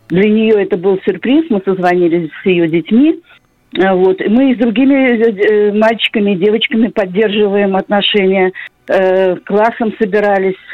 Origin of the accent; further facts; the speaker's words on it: Saint Petersburg, Russia; я из Санкт-Петербурга.